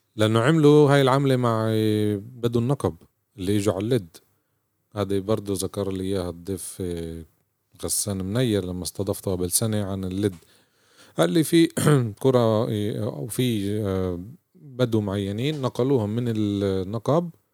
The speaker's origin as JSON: {"language": "Arabic", "country": "Palestine", "said": "احنا كفلسطينيين"}